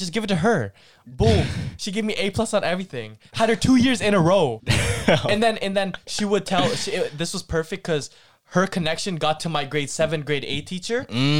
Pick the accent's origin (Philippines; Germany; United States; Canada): Philippines; Filipinos don't grow. We always say this. And if you're still pursuing as a Filipino, high school basketball, then you're kind of crazy still, because not a lot of us